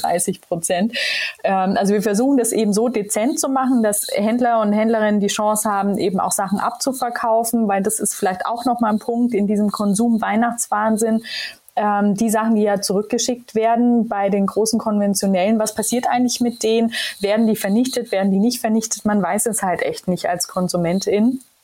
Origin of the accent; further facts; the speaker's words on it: Ansbach, Bavaria, Germany; also born or lived in Israel; now in Hamburg, Germany; ich komme ja aus Ansbach im wunderschönen Mittelfranken.